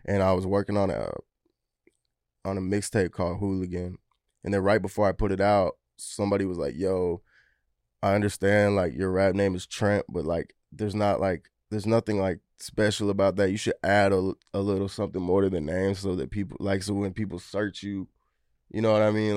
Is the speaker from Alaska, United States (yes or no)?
no; Wilmington, North Carolina, United States; I'm from Wilmington, like, three hours away.